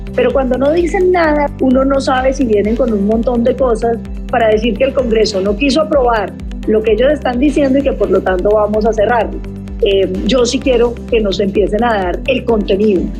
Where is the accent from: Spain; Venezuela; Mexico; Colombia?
Colombia; los colombianos tenemos que entender